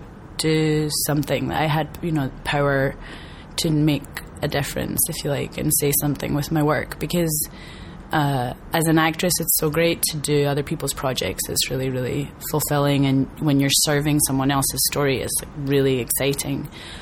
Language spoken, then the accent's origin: English; Scotland, United Kingdom; moved away as an adult; also born or lived in New York; now in Los Angeles, United States; I'm from Scotland.